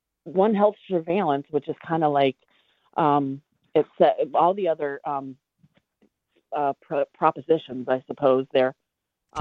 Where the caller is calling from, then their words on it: Delaware, United States; I'm calling from Delaware